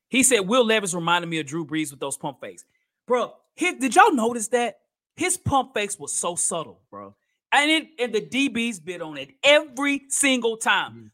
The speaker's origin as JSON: {"language": "English", "town": "Nashville", "region": "Tennessee", "country": "United States", "said": "I'm from here in Nashville, Tennessee"}